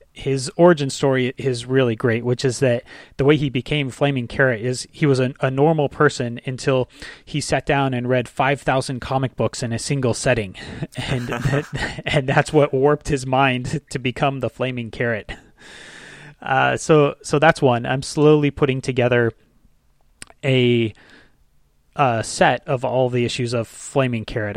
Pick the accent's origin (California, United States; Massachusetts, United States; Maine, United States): California, United States; Ventura; a recreation center in my hometown in Ventura